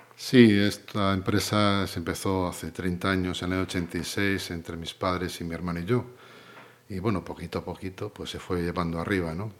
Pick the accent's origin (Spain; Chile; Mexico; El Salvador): Spain; Pontevedra, Galicia; yo nací en Pontevedra, eh, en San Sanatorio de Santa María